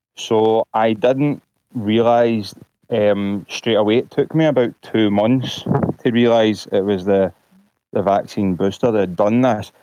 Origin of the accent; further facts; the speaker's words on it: Glasgow, Scotland, United Kingdom; I'm from Glasgow, Scotland.